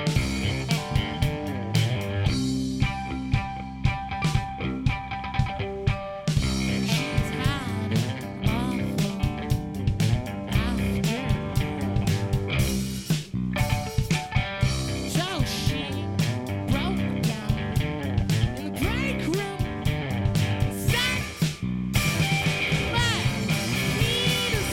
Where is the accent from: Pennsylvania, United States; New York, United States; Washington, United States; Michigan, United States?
Washington, United States; Seattle; We're from Seattle, which is real close to the water